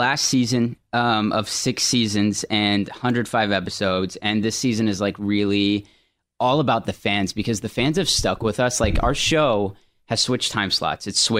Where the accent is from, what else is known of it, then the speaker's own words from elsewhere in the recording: Thibodaux, Louisiana, United States; I'm from Thibodaux.